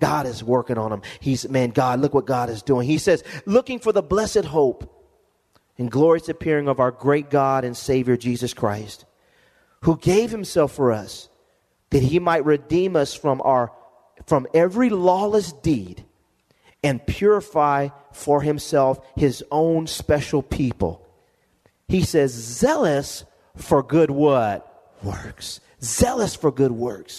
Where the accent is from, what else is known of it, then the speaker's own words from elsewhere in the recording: Lompoc, California, United States; moved away; I go back to my hometown, and if anybody is from Lompoc